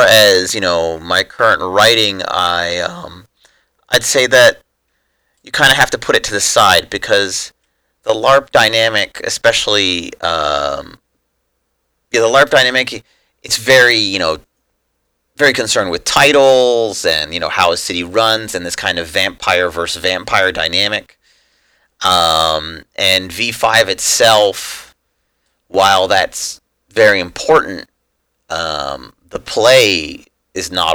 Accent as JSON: {"language": "English", "town": "Washington", "region": "District of Columbia", "country": "United States", "tie": "born or raised there", "also_born_or_lived": "Los Angeles, California", "moved": "as an adult", "said": "now that I'm back in kind of my hometown region."}